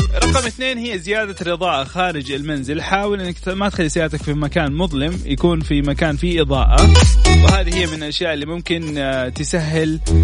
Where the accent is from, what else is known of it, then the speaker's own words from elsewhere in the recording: Saudi Arabia; عندنا في السعوديه